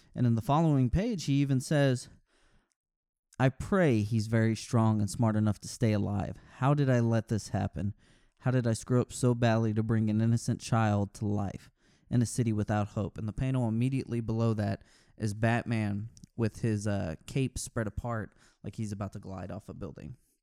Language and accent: English; Texas, United States; I'm from Texas.